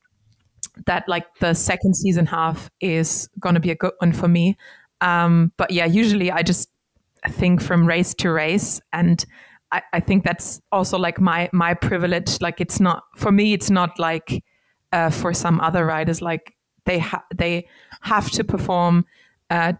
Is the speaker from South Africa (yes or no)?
no; Leingarten / Massenbach, Baden-Württemberg, Germany; I wasn't brought up in Heilbronn. I was brought up in Leimgarten or even Massenbach, because this is a really small town